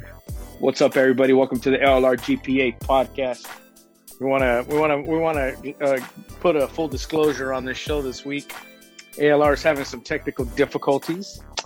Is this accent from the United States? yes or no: yes; San Diego, California, United States; I'm from Dago.